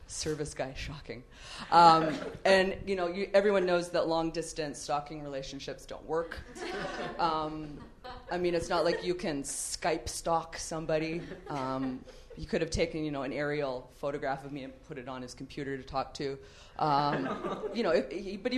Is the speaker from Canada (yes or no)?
yes; Canada; moved away as an adult; now in Los Angeles, United States; I'm Canadian.